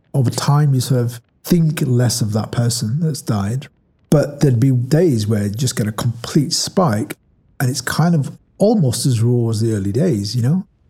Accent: Ashton-under-Lyne, North West England, United Kingdom; I was born in Ashton, which is in Tameside in Greater Manchester

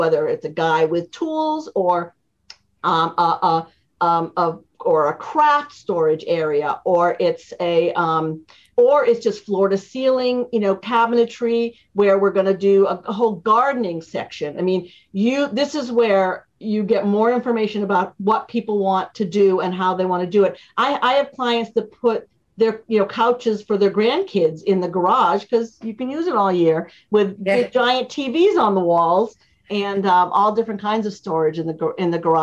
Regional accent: Boston, Massachusetts, United States; moved away; my basement growing up in Boston

